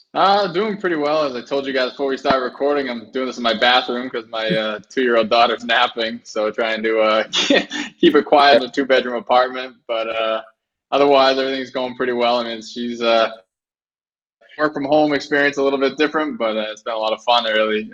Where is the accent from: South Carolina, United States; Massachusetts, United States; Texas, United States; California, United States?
Massachusetts, United States; Boston; I grew up in Boston